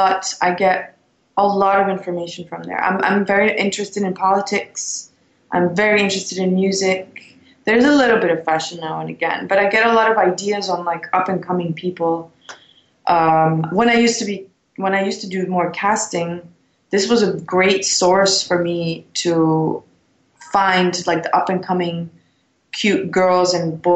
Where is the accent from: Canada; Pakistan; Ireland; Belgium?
Belgium; moved away as an adult; also born or lived in London / Los Angeles; now in New York, United States; growing up in Belgium